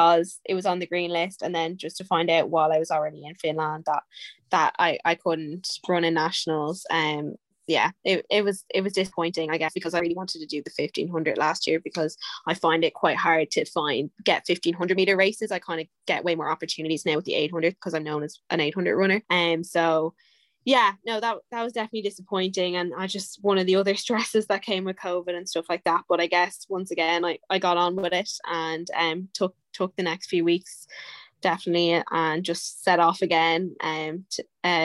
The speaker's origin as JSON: {"language": "English", "town": "Dublin", "region": "Leinster", "country": "Ireland", "said": "I came home from America"}